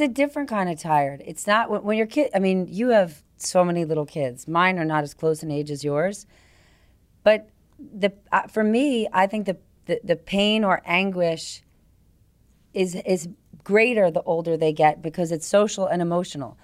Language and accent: English; New Jersey, United States; moved away; I grew up in New Jersey